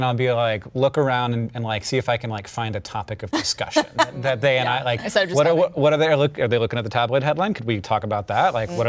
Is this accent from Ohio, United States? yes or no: no; Orlando, Florida, United States; moved away as an adult; now in Montana, United States; So I grew up in Orlando, Florida, where like everything's pretty transactional and most people are in cars in front of you in your way.